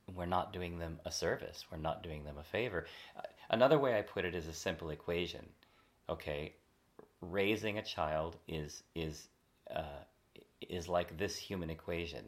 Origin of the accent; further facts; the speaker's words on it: California, United States; I'm from California